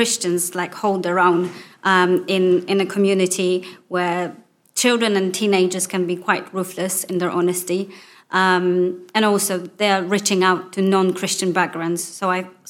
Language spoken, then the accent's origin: English; Poland; English is a second language; moved away as an adult; now in Newbury, United Kingdom; I'm originally from Poland